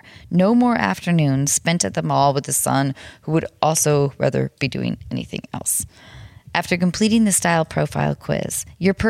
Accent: north of Seattle, Washington, United States; I grew up north of Seattle

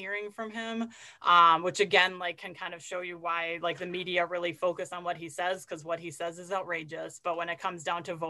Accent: United States; as an American

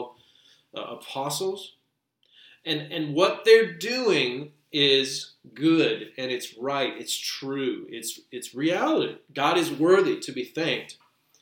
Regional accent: United States; We're not only Americans, we're American Christians

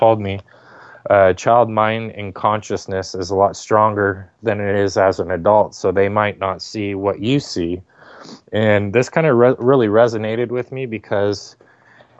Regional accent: Torrance, California, United States; we lived in Southern California

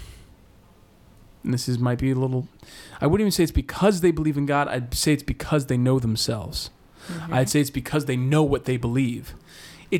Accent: Boston, Massachusetts, United States; I grew up in Boston

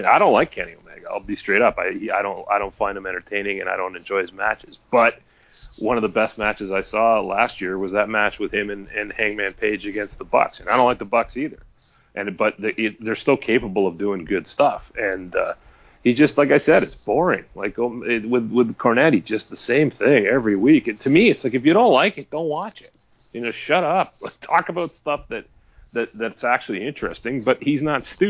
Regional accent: Toronto, Ontario, Canada; I'm from Toronto

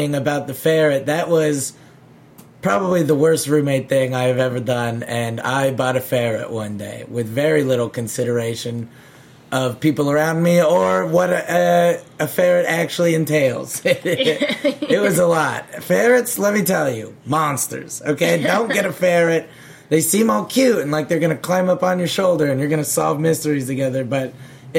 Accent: Omaha, Nebraska, United States; moved away; we are in Omaha, Nebraska, my hometown

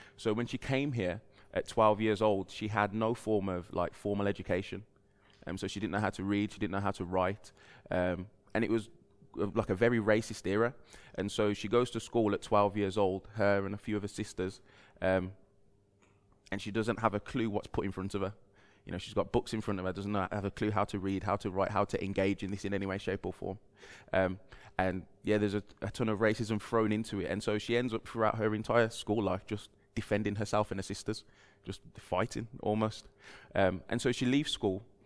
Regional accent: United Kingdom; moved away; I grew up down the road just in Albury, just past the, well, right by the M five, uh, junction where Toys R Us used to be

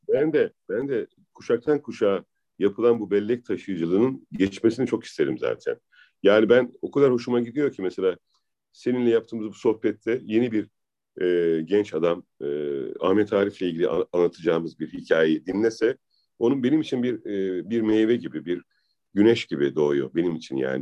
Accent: Adana, Turkey; moved away as an adult; also born or lived in Izmir; now in Istanbul, Turkey; ben Adanalı yaşadım gerçekten. Sokaklarında büyüdüm 18 yaşına kadar.

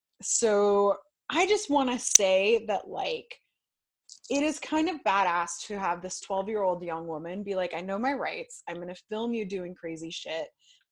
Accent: California, United States; now in Florida, United States; I'm originally from California. I don't claim this state. I'm just stuck in it. Live there long enough and you become a Florida woman.

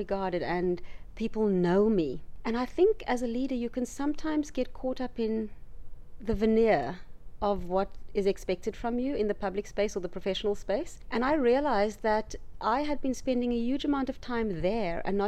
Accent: South Africa; growing up in the area that I grew up in South Africa, which was a township

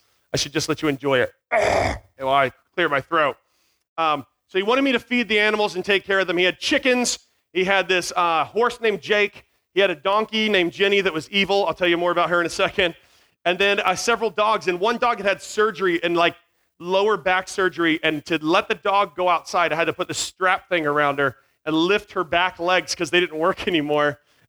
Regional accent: Virginia, United States; also born or lived in North Carolina; So I am from North Carolina. And when I say I'm from North Carolina, I grew up in Virginia. So I don't have the North Carolina accent or the Virginia accent.

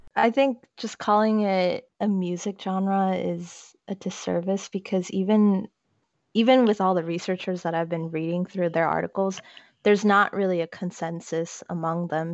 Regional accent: South Korea; now in United States; I am Korean American, but I don't really claim the American part because my entire family is still back in the homeland while I'm here and waiting to finish up my studies

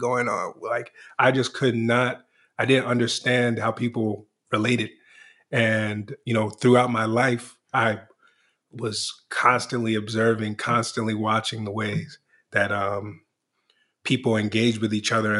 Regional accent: Washington, District of Columbia, United States; I was born in Washington, D.C.

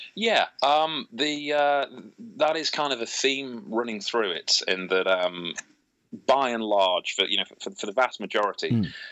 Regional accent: United Kingdom; growing up in Britain with the history lessons we have here

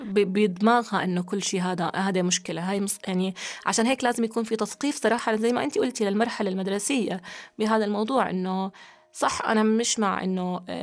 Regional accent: Jordan; عندنا في الأردن

